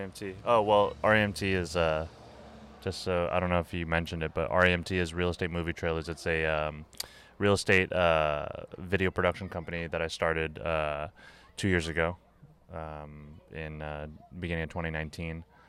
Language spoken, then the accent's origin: English; Jersey City, New Jersey, United States; also born or lived in Secaucus, New Jersey / New York City; I grew up in the East Coast, Um, you know, I was a Jersey City kid